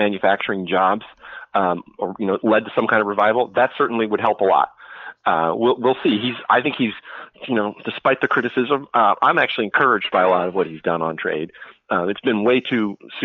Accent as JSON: {"language": "English", "region": "California", "country": "United States", "moved": "yes", "said": "I'm from California"}